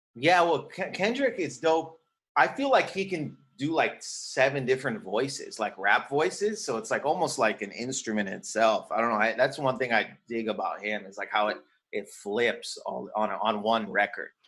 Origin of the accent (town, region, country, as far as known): Windsor, Ontario, Canada; born or raised there; moved away as an adult; also born or lived in Toronto / New York; now in Los Angeles, United States